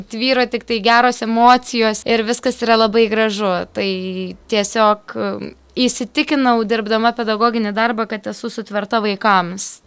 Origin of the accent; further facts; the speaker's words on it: Jurbarkas, Tauragė County, Lithuania; also born or lived in Kaunas; dvasiškai esu iš Jurbarko, fiziškai esu iš Kauna